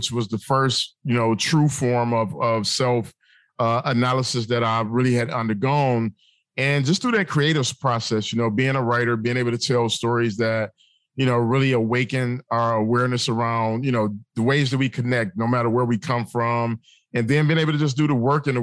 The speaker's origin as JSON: {"language": "English", "town": "Detroit", "region": "Michigan", "country": "United States", "tie": "born or raised there", "said": "I grew up in the city of Detroit"}